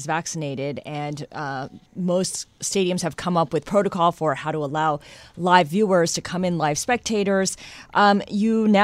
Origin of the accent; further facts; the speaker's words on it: New York, United States; I'm from New York